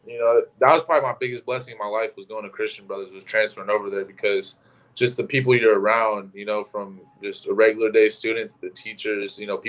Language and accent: English; Sacramento, California, United States; moved away as an adult; also born or lived in Dixon, California; now in Eugene, United States; I grew up in like Northern California. I was born in Sacramento. I ended up moving to a little small town called Dixon, California, right next to UC Davis